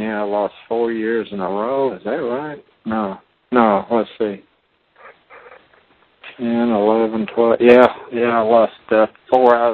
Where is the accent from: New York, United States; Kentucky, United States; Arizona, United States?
Kentucky, United States; Owensboro; my hometown that I've had for many, many years, where I sell pool tables